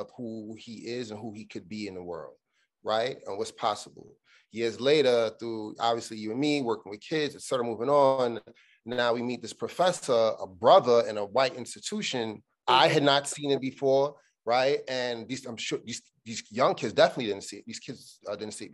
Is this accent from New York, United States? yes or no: yes; New York City, New York, United States; I'm from Brooklyn, we grew up in Brooklyn